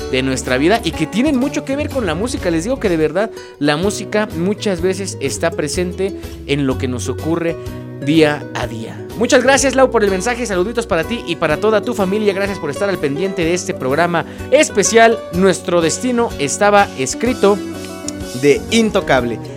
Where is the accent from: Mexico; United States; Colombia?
United States; McAllen, Texas; toco el bajo eléctrico y soy de McAllen, Texas.